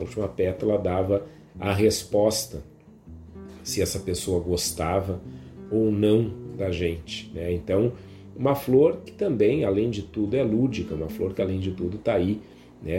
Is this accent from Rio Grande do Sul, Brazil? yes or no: yes; Viamão, Rio Grande do Sul, Brazil; a região aqui em Viamão onde eu cresci, onde a Karine, minha esposa, também cresceu